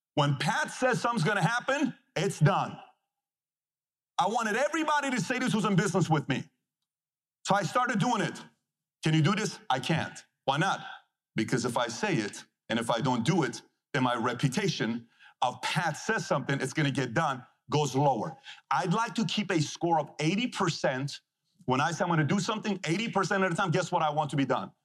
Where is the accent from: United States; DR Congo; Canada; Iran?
Iran; moved away; this is coming from a guy who was born and raised in Iran